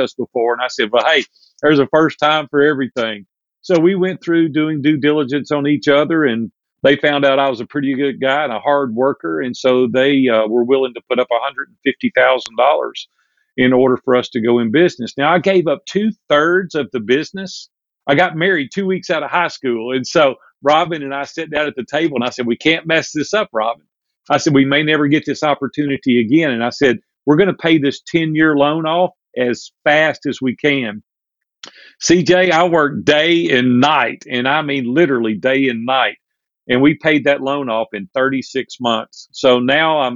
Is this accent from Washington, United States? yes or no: no; Nashville, Tennessee, United States; also born or lived in Hendersonville, Tennessee; I'm a native Nashvillian. We're multi-generations deep here in Nashville, Tennessee, and it's my hometown